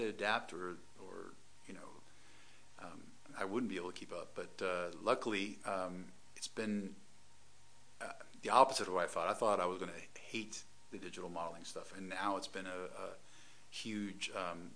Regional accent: Atlanta, Georgia, United States; moved away as an adult; also born or lived in Detroit, Michigan / Pasadena, California; I'm from Atlanta, Georgia.

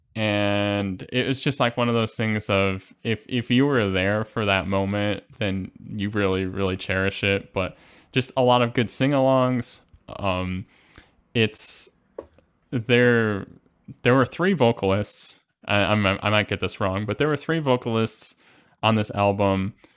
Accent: Midwest, United States; I'm a Midwesterner

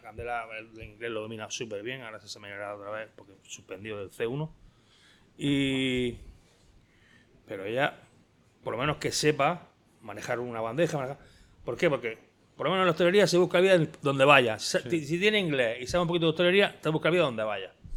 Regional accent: Spain; also born or lived in Almería; soy español

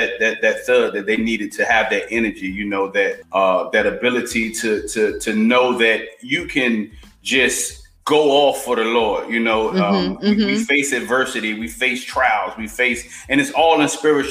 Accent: Portsmouth, Virginia, United States; also born or lived in Chesapeake, Virginia; I'm from Virginia, born in Portsmouth, Chesapeake

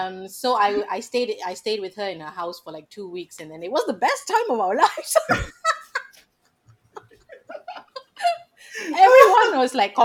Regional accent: Malaysia; moved away as an adult; now in Los Angeles, United States; it's my home country

